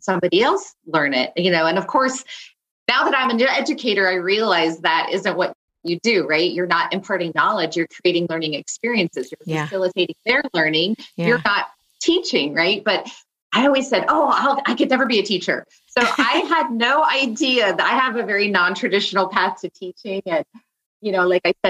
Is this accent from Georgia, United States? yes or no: no; Castro Valley, California, United States; also born or lived in Santa Barbara, California; I grew up in the East Bay area of San Francisco